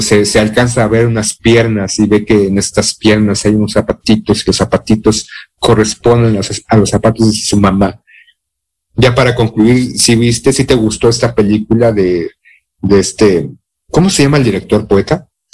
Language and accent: Spanish; Mexico; soy mexicano